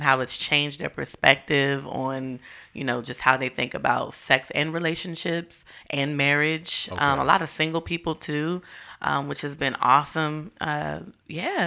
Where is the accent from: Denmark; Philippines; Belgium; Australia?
Philippines; Marikina, Metro Manila; moved away; that's my hometown